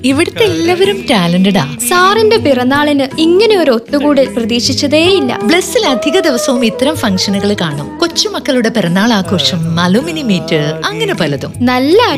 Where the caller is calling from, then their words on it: Thiruvankulam, Kerala, India; ഞാൻ തിരുവാങ്കുളത്തുനിന്നാണ് നിന്നാണ് വിളിക്കുന്നത്